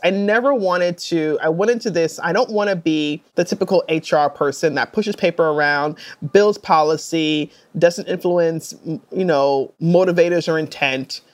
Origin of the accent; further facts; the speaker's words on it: New York City, New York, United States; I grew up in New York City